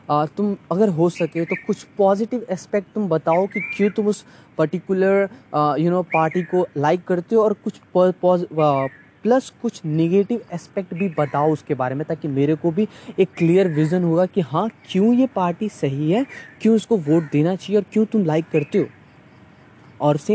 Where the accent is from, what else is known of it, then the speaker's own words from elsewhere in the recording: Bihar, India; अगर आप वही बिहार में चले जाओ मैं बिहार से बिलोंग करता हूँ बिहार का पटना का हाल इतना बेहाल है